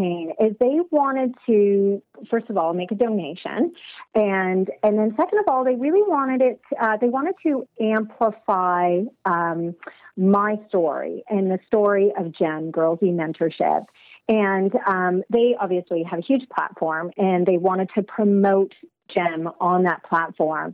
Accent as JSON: {"language": "English", "town": "Toronto", "region": "Ontario", "country": "Canada", "tie": "born or raised there", "also_born_or_lived": "United Kingdom", "said": "I'm born and raised in Toronto, but for school, I went to the UK"}